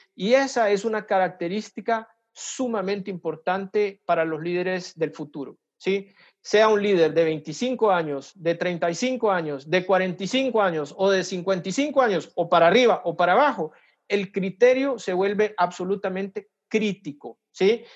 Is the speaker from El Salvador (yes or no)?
yes; El Salvador; moved away as an adult; now in Brazil; yo soy salvadoreño, eh, trabajo aquí en Brasil, estoy expatriado